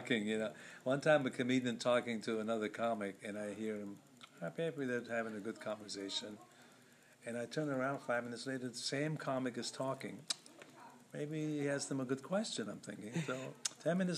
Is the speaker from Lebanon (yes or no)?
yes; Lebanon; moved away; I'm from Lebanon